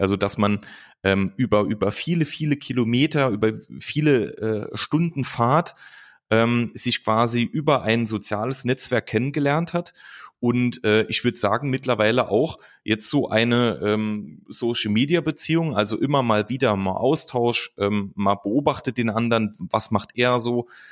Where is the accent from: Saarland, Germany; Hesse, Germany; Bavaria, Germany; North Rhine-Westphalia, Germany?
Saarland, Germany; Lukas und ich, wir kommen, äh, kommen aus dem Saarland